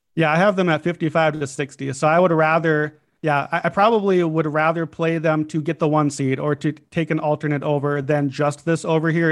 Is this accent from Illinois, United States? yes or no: yes; Chicago, Illinois, United States; I'm a Bulls fan. It's my hometown team